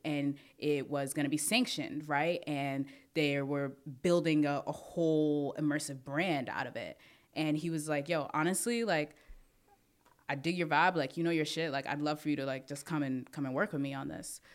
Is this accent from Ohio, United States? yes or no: no; New York City, New York, United States; I'm from Brooklyn